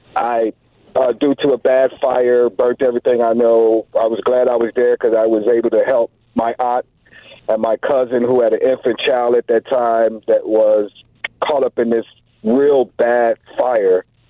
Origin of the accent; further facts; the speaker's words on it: Chicago, Illinois, United States; moved away as an adult; also born or lived in Milwaukee; I am too from the Chicago land